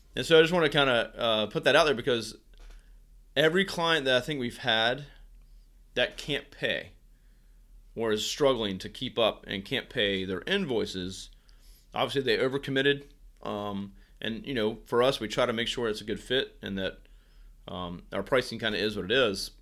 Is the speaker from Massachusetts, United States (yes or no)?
no; Virginia, United States; moved away as an adult; now in Virginia Beach, United States; back in my hometown. Uh, Shinkantaga in Virginia is where I'm from